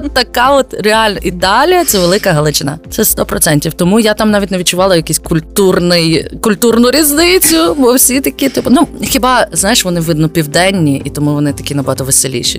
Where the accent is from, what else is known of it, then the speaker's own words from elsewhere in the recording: Lviv, Lviv Oblast, Ukraine; я зі Львова